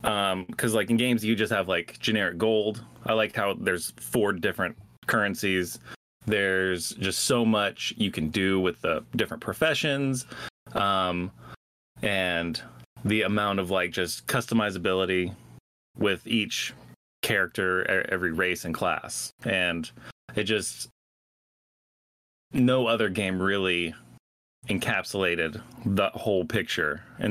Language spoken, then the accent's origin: English; Georgia, United States; moved away as an adult; also born or lived in New York; moved back to my hometown of, well, my home state of Georgia.